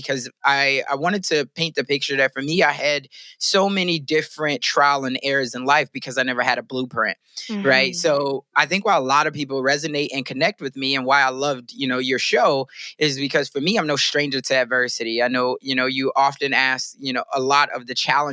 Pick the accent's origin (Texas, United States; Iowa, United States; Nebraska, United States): Iowa, United States; Sioux City; I'm growing up in Sioux City